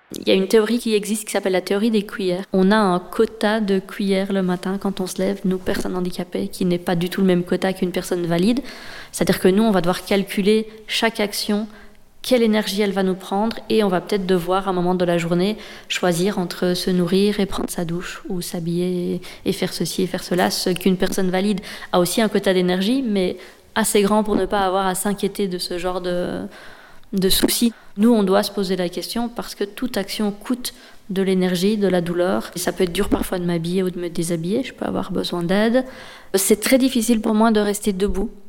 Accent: Liège, Wallonia, Belgium; also born or lived in Brussels; je viens de Liège

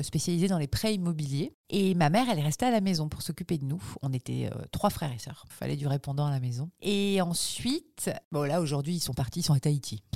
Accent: Toulouse, Occitania, France; also born or lived in Gers / Fontenay-aux-Roses; j'ai grandi euh, d'abord dans le Gers et ensuite à Toulouse. C'est là où j'ai passé mon adolescence, c'est là où je suis allée à la fac, c'est là où j'ai commencé à bosser à la radio, Toulouse.

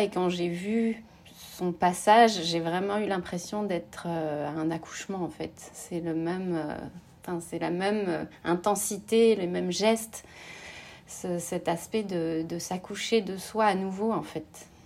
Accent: France; moved away as an adult; also born or lived in United States; je suis rentrée en France, c'était vraiment, voilà, je, suis rentrée à la source dans ma ville natale

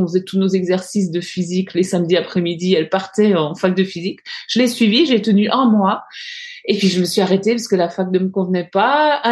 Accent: Alsace, Bruche valley, Grand Est, France; j'ai grandi euh, en Alsace, dans, dans, une petite vallée qui s'appelle la vallée de la Bruche, euh, qui est une vallée très euh, très nature, pleine de forêts. Et, et j'ai grandi, j'ai toujours grandi à la campagne, donc pas très loin de, de, d'une forêt justement, et dans un village.

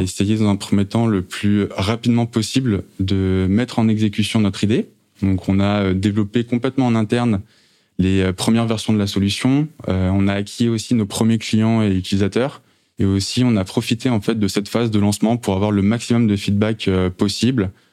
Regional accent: Saint-Germain-en-Laye, Île-de-France, France; also born or lived in Maisons-Laffitte; je suis yvelinois euh, d'origine. Euh, j'ai grandi justement entre Maison-Lafitte et Saint-Germain-en-Laye

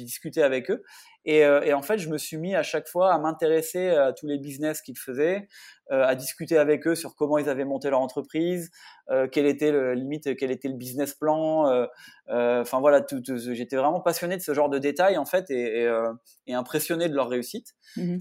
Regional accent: the North, north of France, France; now in south-west France; je suis un nordiste d'origine qui vit depuis 15 ans dans le sud-ouest maintenant

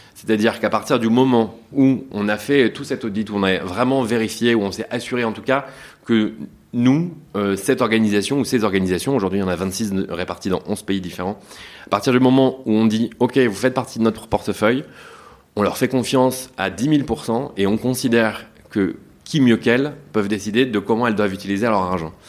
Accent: Douvrin, Hauts-de-France, France; moi, je suis originaire des Hauts-de-France, donc de Lille pour être assez large en réalité, de Douvrin, une petite ville dans le Pas-de-Calais

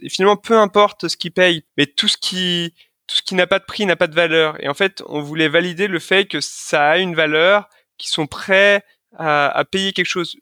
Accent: Lyon, Auvergne-Rhône-Alpes, France; je suis originaire de Lyon

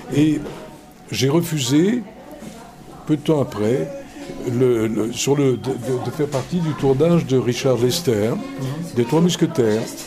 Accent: Belgium; moved away; also born or lived in Reims; diriger le Théâtre National de Belgique, qui est mon pays d'origine et qui reste mon pays. Je, je suis toujours belge.

